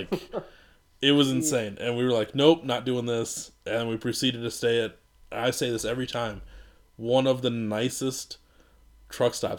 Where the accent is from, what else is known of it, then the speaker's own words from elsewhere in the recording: Iowa, United States; now in Minneapolis, United States; we're from Iowa.